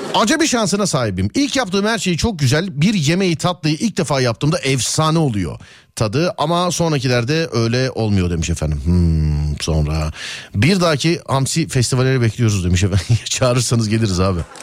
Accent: Istanbul, Turkey; biz İstanbullu olarak yabani hayata birazcık yabaniyiz.

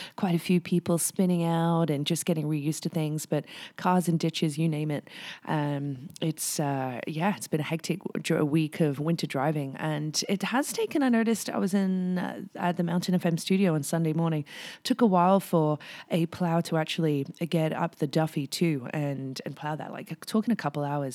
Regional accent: England, United Kingdom; now in Whistler, Canada; when I was growing up in England

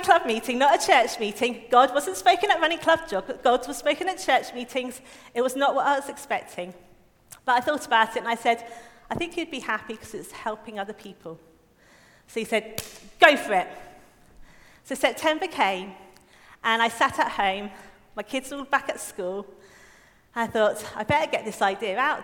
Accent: United Kingdom; I'm British

